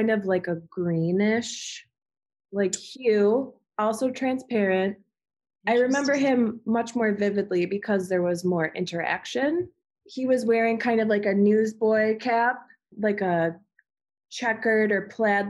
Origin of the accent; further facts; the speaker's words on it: Amherst, New York, United States; moved away; also born or lived in Alabama; I grew up in Amherst, New York